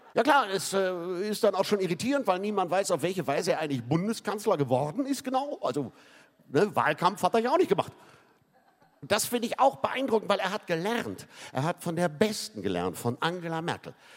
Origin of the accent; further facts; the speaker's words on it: Hamburg, Germany; in meiner Funktion als Hamburger